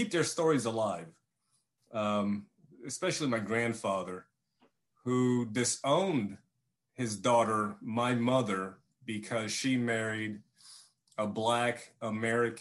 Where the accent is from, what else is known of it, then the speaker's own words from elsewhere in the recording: Vietnam; moved away; I was born in Vietnam in 1968 during the war